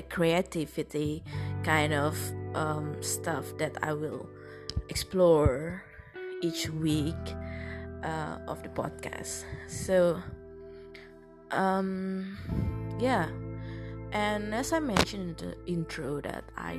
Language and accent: English; Indonesia; English is a second language